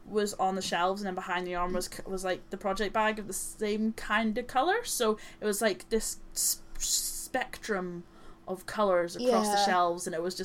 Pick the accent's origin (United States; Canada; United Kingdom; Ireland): Ireland; We're both Irish